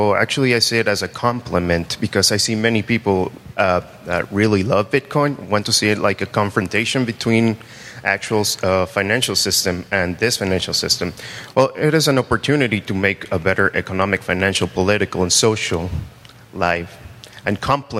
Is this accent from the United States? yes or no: no; Mexico; I am from Mexico.